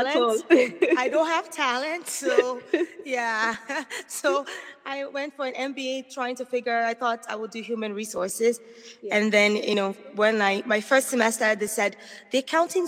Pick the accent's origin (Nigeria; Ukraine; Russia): Nigeria; moved away as an adult; now in United States